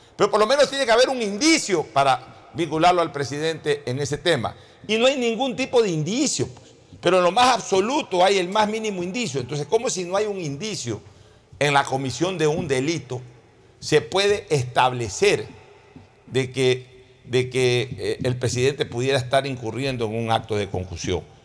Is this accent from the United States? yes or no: no; Guayaquil, Guayas, Ecuador; yo hablo como guayaquileño